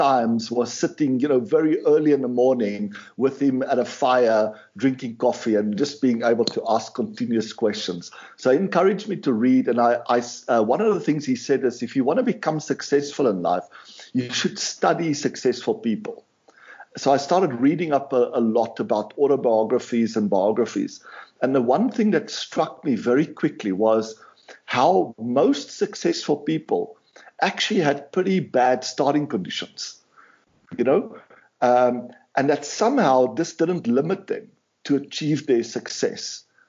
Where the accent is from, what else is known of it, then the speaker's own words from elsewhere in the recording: South Africa; I grew up in South Africa. We didn't have much resources, you know, but we had a really good life and spent a lot of time on the farm